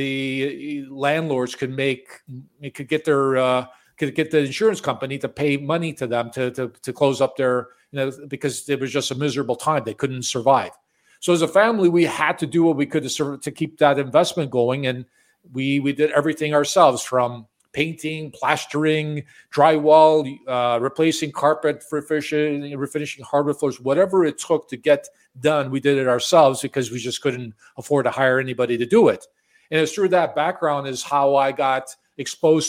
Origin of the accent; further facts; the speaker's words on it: Chicago, Illinois, United States; moved away as an adult; also born or lived in Florida; now in Toronto, Canada; I was born and raised in Chicago